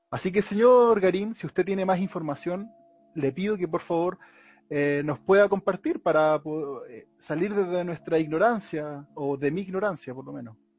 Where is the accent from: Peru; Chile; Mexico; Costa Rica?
Chile; Melipilla, Santiago Metropolitan Region; una página melepillana de mi ciudad natal